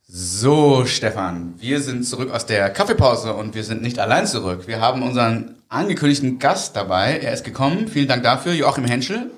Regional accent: Germany; ich bin ja Deutscher

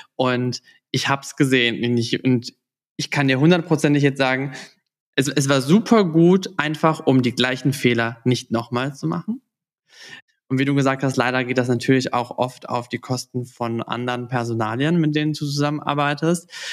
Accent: Southern Germany, Germany; ich komme aus dem Süden

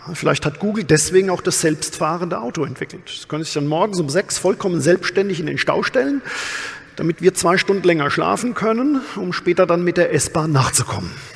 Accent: Odenwald, Germany; bei uns im Odenwald

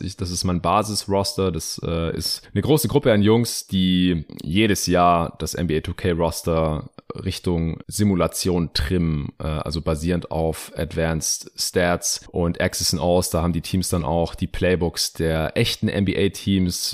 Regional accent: Stuttgart, Baden-Württemberg, Germany; meine, meine Heimatstadt Stuttgart

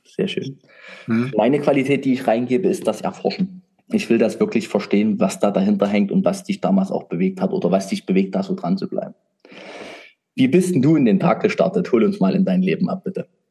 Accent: Saxony, Germany; ich bin Sachse

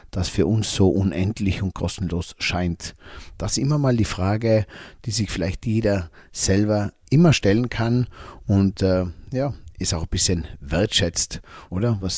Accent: Tyrol, Austria; wo wir gemeinsam … und … vielleicht bei uns im Zillertal irgendwo mal in den Bergen wandern ganz oben in einer Hütte übernachten

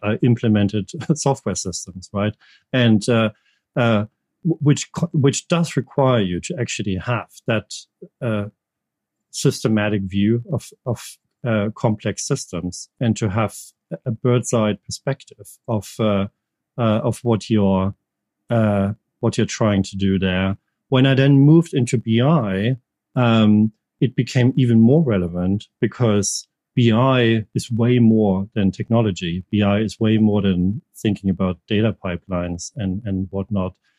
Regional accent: Germany; English is a second language; moved away as an adult; also born or lived in United States; now in United Kingdom

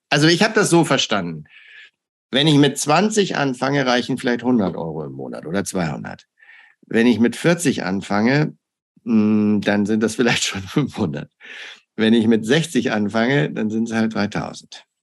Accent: Hamburg, Germany; moved away as an adult; also born or lived in United States; ich komme aus Hamburg

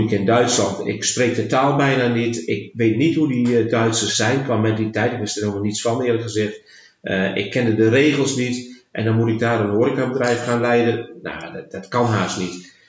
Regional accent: Netherlands

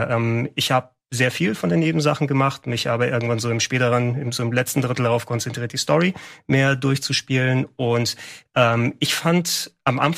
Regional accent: Attica, Greece; ich fand es eben schön, dass du wirklich eine Handvoll Kilometer zwischen Athen und meinem Heimatdorf hast

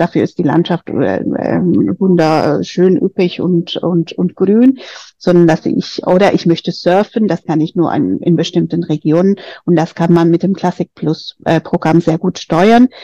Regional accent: Madrid, Community of Madrid, Spain; moved away as an adult; now in Germany; ich komme aus Spanien, aus Madrid ganz konkret äh, und bin schon sehr lange in Deutschland, seit 20 Jahren

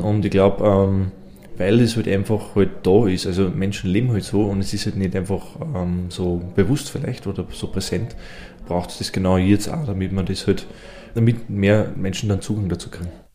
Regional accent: Innviertel, Upper Austria, Austria; bei uns im Innviertel

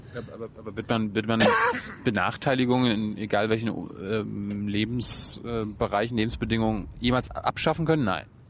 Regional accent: East Germany, Germany; ich komme ja aus der DDR

